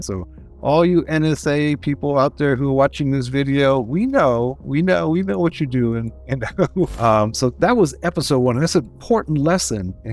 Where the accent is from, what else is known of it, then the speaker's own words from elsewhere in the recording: United States; accent: American; I am in the US. So we can you can tell my American accent